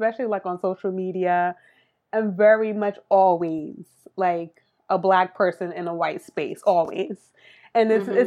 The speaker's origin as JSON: {"language": "English", "town": "New York City", "region": "New York", "country": "United States", "tie": "born or raised there", "also_born_or_lived": "Miami", "said": "I was born in Miami, but we moved to New York when I was like three or four. And so I grew up in Brooklyn."}